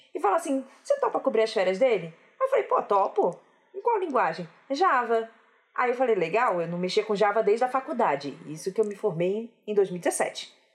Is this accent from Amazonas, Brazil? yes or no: no; Rio de Janeiro, Brazil; eu sou carioca e não dá para esconder isso